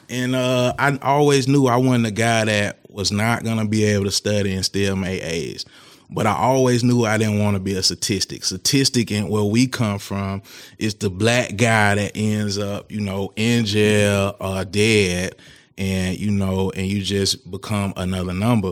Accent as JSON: {"language": "English", "town": "Tallahassee", "region": "Florida", "country": "United States", "tie": "born or raised there", "also_born_or_lived": "Virginia", "moved": "as an adult", "said": "I'm from Tallahassee, Florida, and, um, born and raised there"}